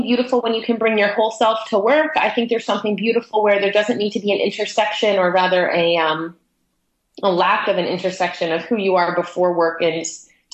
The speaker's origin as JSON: {"language": "English", "town": "Toronto", "region": "Ontario", "country": "Canada", "moved": "yes", "lives_now": "Vancouver, Canada", "said": "I'm from Toronto on the east coast of Canada. And when I moved to the west coast"}